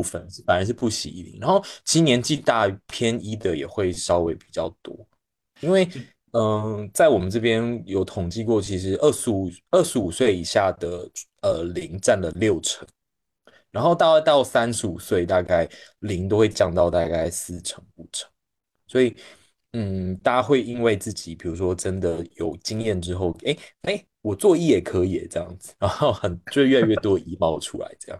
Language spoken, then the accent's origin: Chinese; Taiwan; accent: Taiwanese; also born or lived in Beijing, China; now in China; 我是一个长期在大陆的台湾人，大家也可以听到我口音。然后，嗯，我现在的生活就是在国内 各个地方到处跑